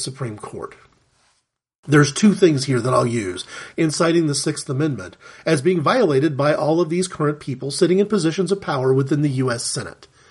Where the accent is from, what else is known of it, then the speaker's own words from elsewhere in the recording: United States; as an American Christian